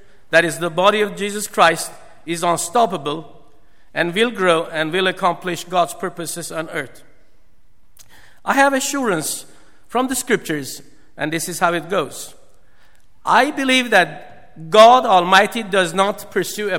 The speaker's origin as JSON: {"language": "English", "country": "Iran", "tie": "born or raised there", "moved": "yes", "said": "I was born and bred in Iran"}